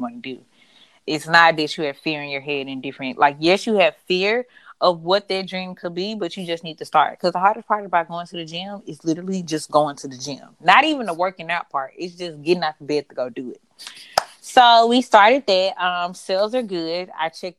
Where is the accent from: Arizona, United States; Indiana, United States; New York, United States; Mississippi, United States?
Mississippi, United States; Utica; moved away as an adult; now in New Jersey, United States; We were born and raised in Mississippi, and we have lived in Utica majority of our life. I only moved here after, you know, graduation.